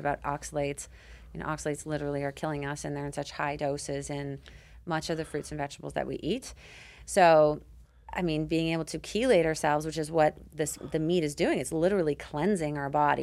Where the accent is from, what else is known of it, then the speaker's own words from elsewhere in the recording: Canada; I grew up on it in Canada